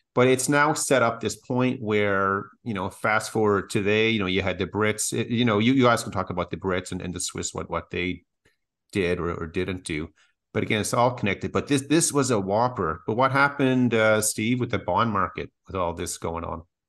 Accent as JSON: {"language": "English", "country": "Canada", "said": "as Canadians"}